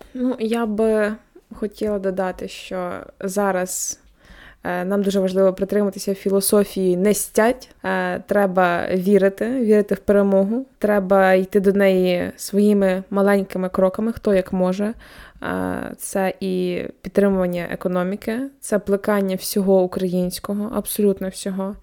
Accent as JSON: {"language": "Ukrainian", "region": "Kirovohrad Oblast", "country": "Ukraine", "moved": "yes", "lives_now": "Lviv, Ukraine", "said": "я з Кіроградської області"}